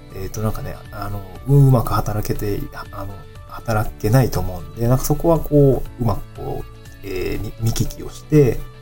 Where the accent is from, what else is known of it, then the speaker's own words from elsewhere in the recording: Niigata, Japan; also born or lived in Tokyo; now in Awaji Island, Japan; 私の地元の新潟